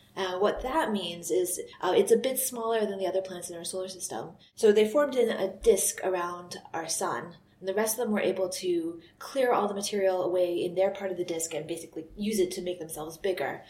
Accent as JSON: {"language": "English", "country": "United States", "moved": "as an adult", "lives_now": "Scotland, United Kingdom", "said": "I'm from the US"}